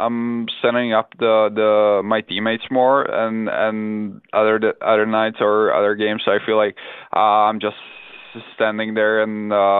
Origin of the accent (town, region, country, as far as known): Czechia; born or raised there; English is a second language; moved away; also born or lived in Finland